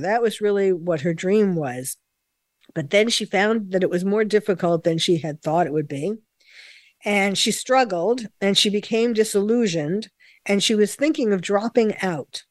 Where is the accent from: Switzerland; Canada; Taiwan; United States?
United States; New York; as a New Yorker myself, born and bred in New York